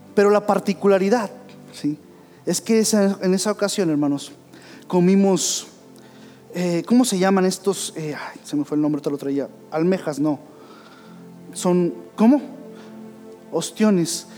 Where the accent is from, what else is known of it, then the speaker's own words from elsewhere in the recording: Saltillo, Coahuila, Mexico; yo soy de Saltillo, Coahuila